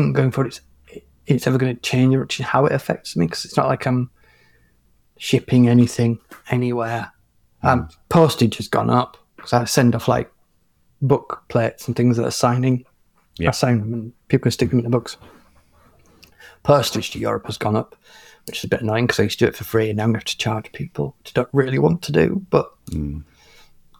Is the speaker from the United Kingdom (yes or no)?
yes; England, United Kingdom; I'm an English national